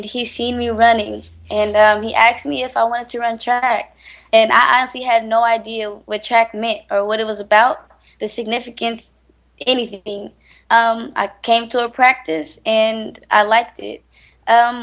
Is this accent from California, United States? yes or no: yes; Richmond, California, United States; I'm from Richmond, California, and you know, basically, the hood